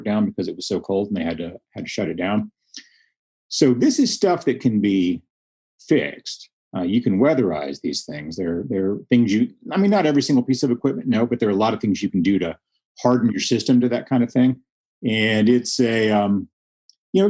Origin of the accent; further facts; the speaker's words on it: Texas Panhandle, United States; I grew up in the Panhandle